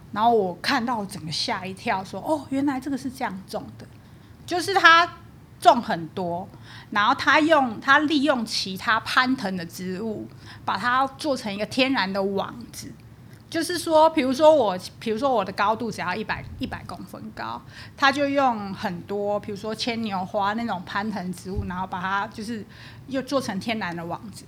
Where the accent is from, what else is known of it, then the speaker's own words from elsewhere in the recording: Taipei, Taiwan; also born or lived in Taoyuan; 我从小在台北长大